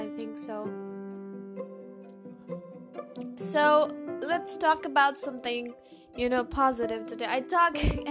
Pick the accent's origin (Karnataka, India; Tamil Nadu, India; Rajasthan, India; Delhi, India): Karnataka, India; accent: Indian; English is a second language; my American accent is getting down to an Indian accent, because no one around here talks to me in English